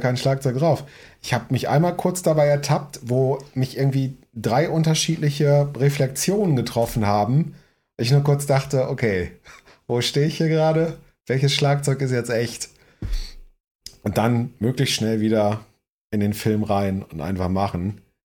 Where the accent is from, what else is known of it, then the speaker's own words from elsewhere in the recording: Northern Germany, Germany; moved away; als Norddeutscher hier